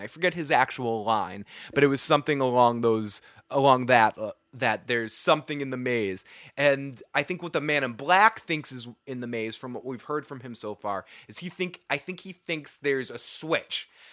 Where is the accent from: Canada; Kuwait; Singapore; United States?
United States; Boston, Massachusetts; accent: Boston; I'm from Boston. I add R's to everything